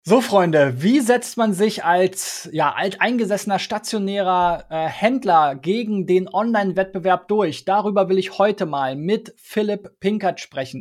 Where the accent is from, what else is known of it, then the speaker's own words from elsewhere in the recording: Berlin, Germany; ich komme ursprünglich aus Spandau